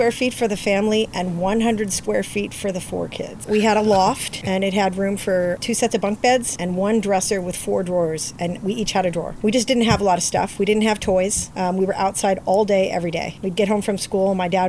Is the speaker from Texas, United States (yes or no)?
no; Los Padres National Forest, California, United States; We grew up in the Los Padres National Forest is where my family's property was, and they're still there.